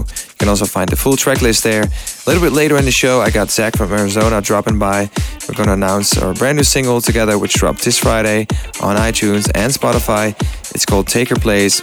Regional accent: Amsterdam, North Holland, Netherlands; in my hometown, in my beautiful hometown

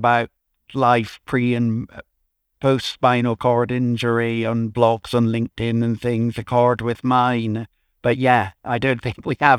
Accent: Ayr, Scotland, United Kingdom; So I think growing up in Ayr, which is a sort of seaside town in Scotland

